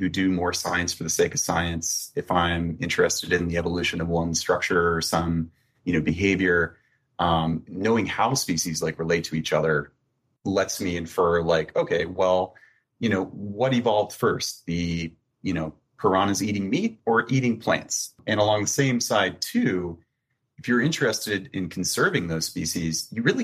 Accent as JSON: {"language": "English", "region": "Florida", "country": "United States", "said": "I'm like originally from Florida"}